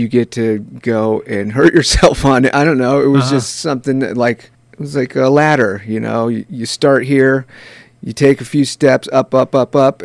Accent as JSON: {"language": "English", "town": "Santa Rosa", "region": "California", "country": "United States", "tie": "born or raised there", "said": "I was born in Santa Rosa"}